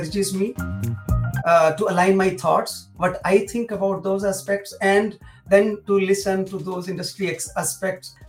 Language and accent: English; Delhi, India; moved away as an adult; now in Germany; I am basically from North India, from Delhi